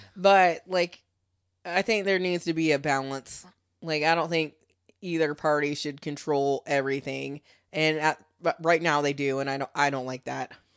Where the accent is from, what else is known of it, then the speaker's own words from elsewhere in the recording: United States; being an American